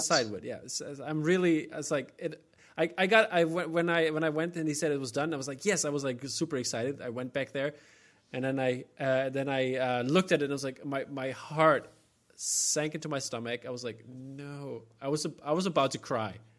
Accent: Germany; accent: German American; I just stick to my German American accent

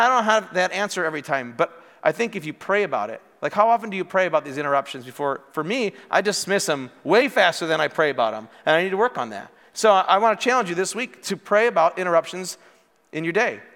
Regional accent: Morris, United States; moved away as an adult; also born or lived in Wisconsin; I grew up in Morris

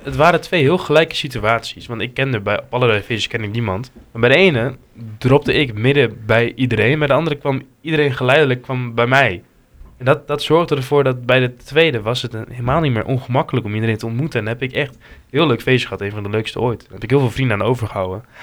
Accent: Hengelo, Overijssel, Netherlands; uit Hengelo

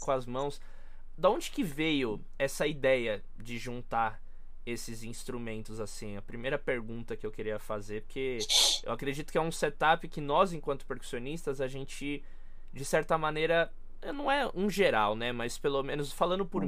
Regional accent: São Paulo, Brazil; eu sou de São Paulo

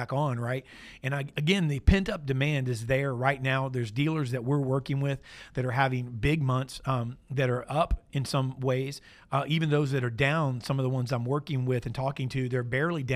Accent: Florida, United States; I grew up in Florida, like no further than an hour away from Disney my entire life

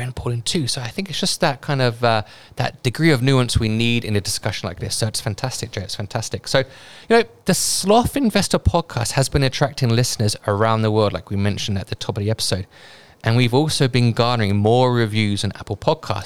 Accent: United Kingdom; accent: British; now in Hong Kong; my British accent

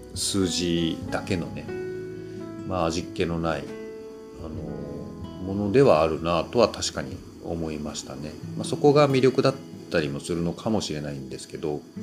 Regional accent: Kyushu, Japan; accent: Kyushu dialect; 同じ九州

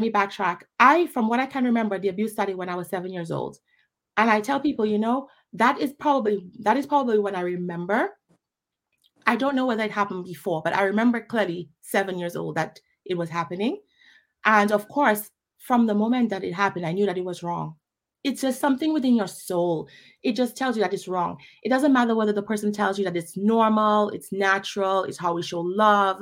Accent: Dominica; also born or lived in Pointe Michel / Newtown; I grew up in Dominica

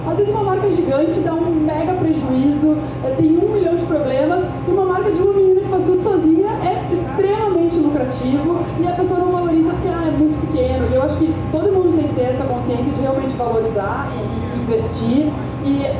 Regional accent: Brazil; Eu sou brasileira

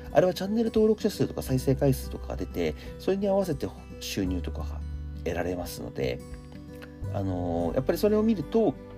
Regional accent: Akita, Japan; moved away; 年末年始に僕秋田の方に帰って秋田地元の秋田の方に帰ってて

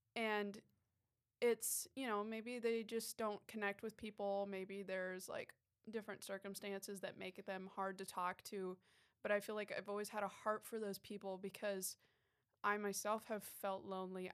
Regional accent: Ohio, United States; also born or lived in New York City / Chicago; now in Florida, United States; I'm from New York originally, the city, and Um, but I grew up in Ohio

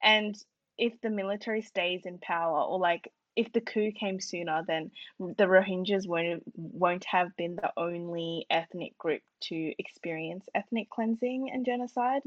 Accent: Australia; as an Australian Burmese student

